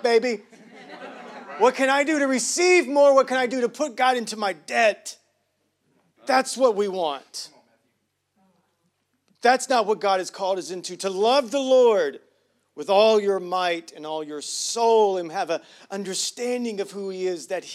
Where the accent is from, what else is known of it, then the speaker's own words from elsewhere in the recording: United States; I'm from Hughley